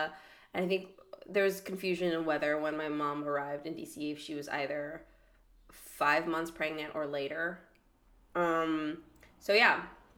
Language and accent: English; Minnesota, United States; I'm from Minnesota.